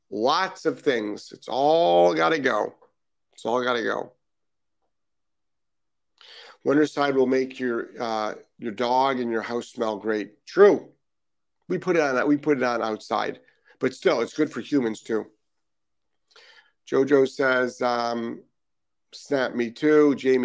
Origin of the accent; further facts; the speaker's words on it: Netherlands; English is a second language; My English is a bit strange. I'm from Holland.